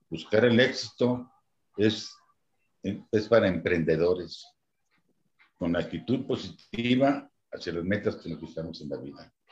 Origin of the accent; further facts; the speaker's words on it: Guadalajara, Jalisco, Mexico; moved away as an adult; now in Morelos, Mexico; yo me vine acá, llegué aquí a Morelos, al estado de Morelos de 28, de 24 años. Vine de Guadalajara, me han puesto una gerencia para el estado de Morelos.